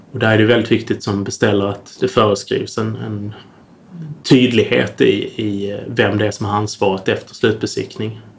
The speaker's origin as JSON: {"language": "Swedish", "town": "Södra Sandby", "region": "Skåne", "country": "Sweden", "tie": "born or raised there", "said": "där jag är uppvuxen, i Södra Sandby utanför Lund"}